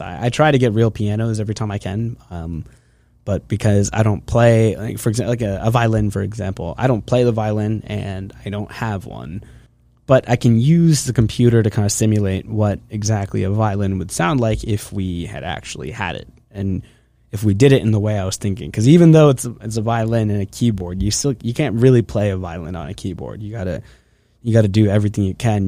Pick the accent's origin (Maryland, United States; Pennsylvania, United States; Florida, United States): Pennsylvania, United States; Hershey; I am from Hershey, Pennsylvania. That's where I grew up.